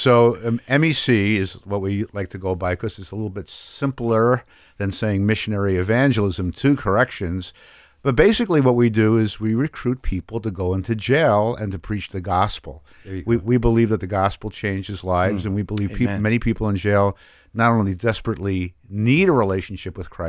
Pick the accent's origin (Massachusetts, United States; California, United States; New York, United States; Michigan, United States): New York, United States; New York City; I was raised in New York City in a Jewish home, not a very religious home.